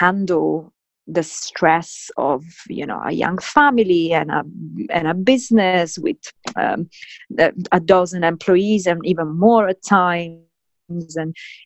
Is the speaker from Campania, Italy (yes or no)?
no; Sicily, Italy; I grew up in Sicily in the 80s